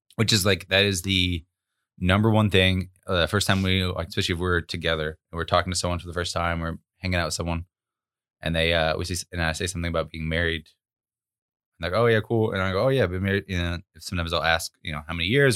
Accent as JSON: {"language": "English", "region": "Arkansas", "country": "United States", "tie": "born or raised there", "said": "we were both, uh, born and raised in Arkansas"}